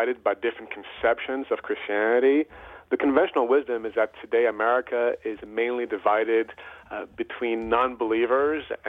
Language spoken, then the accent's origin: English; Paris, Île-de-France, France; moved away as an adult; also born or lived in Kenya / New York / Illinois / Texas; now in United States; I was actually born in Kenya. My father is Kenyan, and my mother is French, and after growing up in Paris, I moved to the U.S. For college